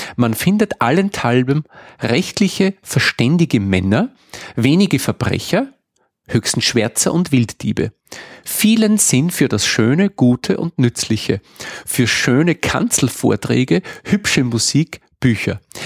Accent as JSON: {"language": "German", "area": "Innviertel", "region": "Upper Austria", "country": "Austria", "tie": "born or raised there", "said": "meine Heimat, das Innviertel"}